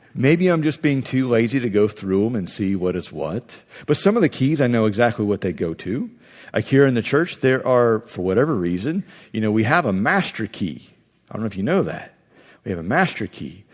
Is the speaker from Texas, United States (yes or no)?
no; Ohio, United States; I'm from Ohio.